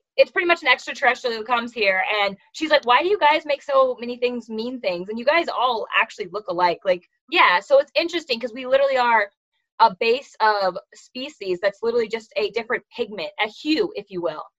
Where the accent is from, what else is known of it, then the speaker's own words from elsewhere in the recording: California, United States; I'm from California. I'm one of five